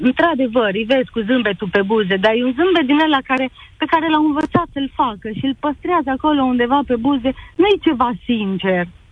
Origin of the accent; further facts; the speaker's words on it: Romania; also born or lived in Canada; Sunt mândră că sunt româncă. Îmi place că trăiesc în România